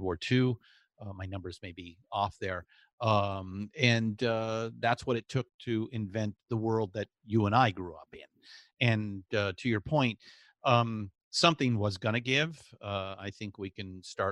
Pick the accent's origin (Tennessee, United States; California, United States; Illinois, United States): California, United States; Southern; growing up in Southern California